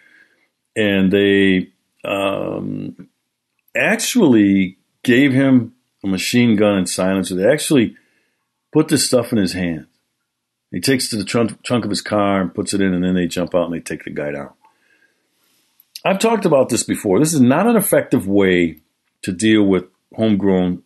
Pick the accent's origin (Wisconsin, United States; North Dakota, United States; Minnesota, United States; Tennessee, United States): Wisconsin, United States; Milwaukee; Milwaukee, Wisconsin, my hometown